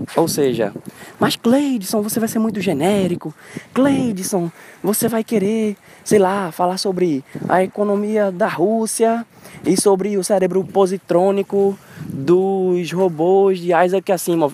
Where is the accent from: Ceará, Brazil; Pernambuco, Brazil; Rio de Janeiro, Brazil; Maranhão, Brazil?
Pernambuco, Brazil